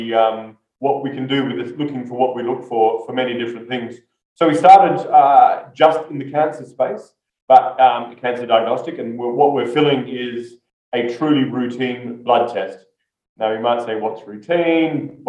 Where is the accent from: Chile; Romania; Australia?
Australia; That's a good question. I'm Australian. My accent's not as strong as it once was, but I still talk too fast, but that's not my accent.